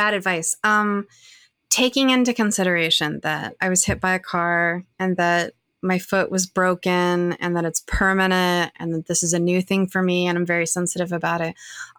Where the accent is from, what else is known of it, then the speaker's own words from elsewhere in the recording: Arkansas, United States; accent: Southern; You know, I think that's a large part of why I lost my accent. You know, I'm a Southern person from Arkansas.